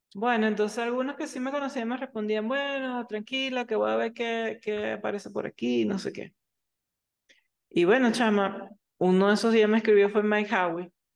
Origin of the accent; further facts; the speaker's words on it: Venezuela; now in United States; yo soy venezolana